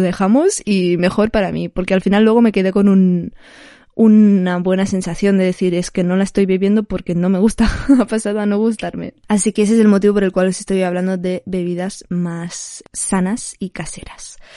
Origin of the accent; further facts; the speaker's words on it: Barcelona, Catalonia, Spain; soy de Barcelona.